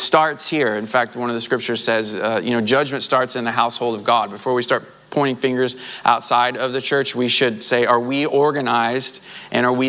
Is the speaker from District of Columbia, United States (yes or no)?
no; Southwest Missouri, United States; I grew up in Southwest Missouri